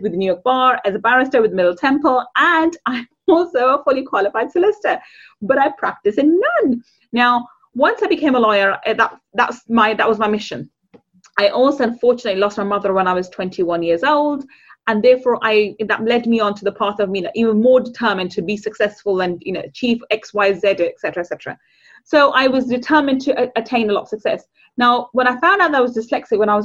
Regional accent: London, United Kingdom; also born or lived in Manchester; I grew up on a council estate in London. In the East End of London

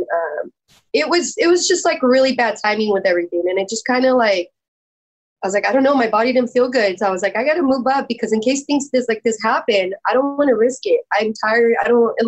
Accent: San Jose, California, United States; I was born and raised in San Jose

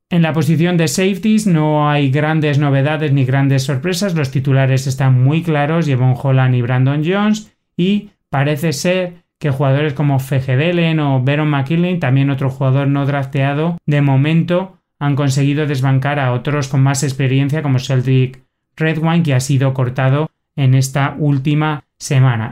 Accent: Spain; en nuestro territorio español

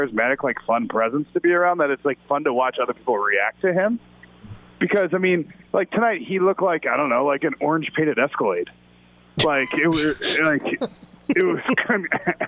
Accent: Chicago, Illinois, United States; I'm from Chicago.

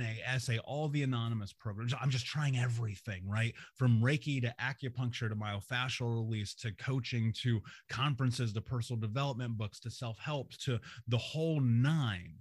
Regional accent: Indianapolis, Indiana, United States; I grew up in America. I grew up in Indianapolis

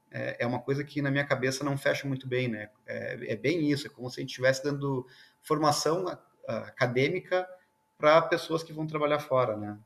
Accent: South Region, Brazil; eu sou do sul aqui

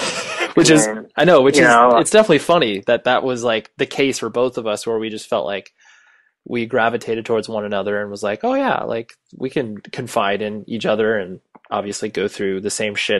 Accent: Las Vegas, Nevada, United States; born there; The one question I always get every time I tell anybody I was born in Vegas

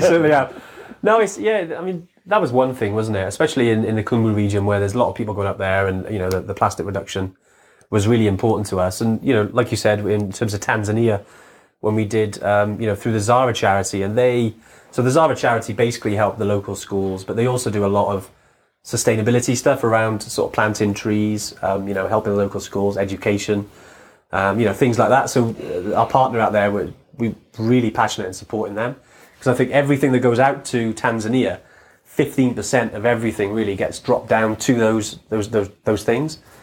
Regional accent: Wales, United Kingdom; we're from Wales

